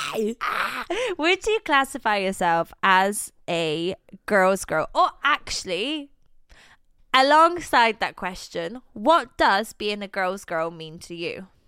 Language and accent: English; Poland; moved away; I am, in fact, Polish